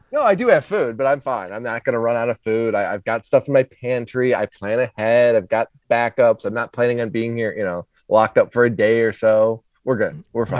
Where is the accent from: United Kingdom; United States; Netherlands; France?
United States; Minnesota; now in Charlotte, United States; I grew up in Minnesota, so snowstorms and ice storms are very common